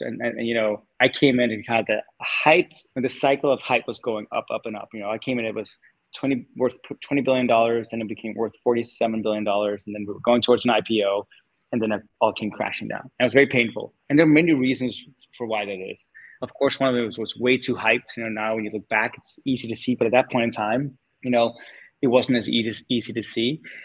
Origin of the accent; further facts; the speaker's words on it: Denmark; moved away as an adult; also born or lived in California; I was born and raised in Denmark